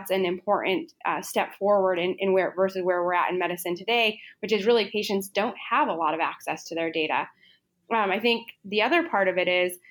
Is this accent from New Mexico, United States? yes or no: yes; Los Alamos, New Mexico, United States; growing up in Los Alamos